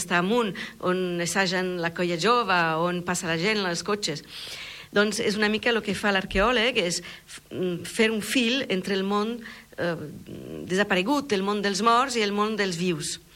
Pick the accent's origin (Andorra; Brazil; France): France; Catalan is a second language; also born or lived in Milan, Italy; now in Tarragona, Spain; a Milà, eh, he crescut una part de la meva vida allà, eh, he viscut a França, eh, una gran part, soc francesa, però i, i al final eh, he, he, he acabat aquí a, a, a, al, al costat de, la, eh, de les platges de Tarragona